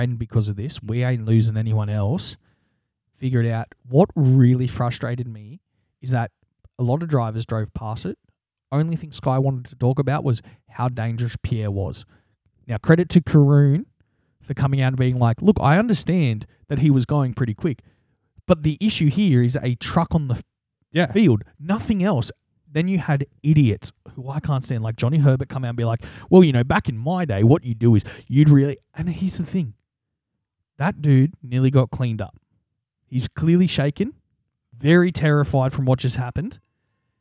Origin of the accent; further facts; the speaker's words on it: Australia; as an Australian